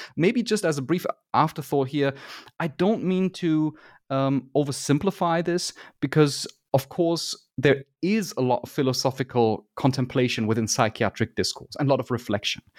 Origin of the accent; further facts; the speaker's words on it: Germany; I am from Germany